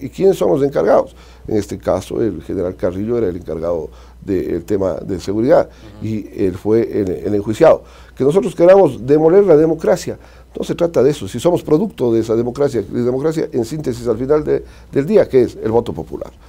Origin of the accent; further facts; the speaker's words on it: Azogues, Cañar, Ecuador; la Azogues, mi ciudad, mi tierra de la que fui alcalde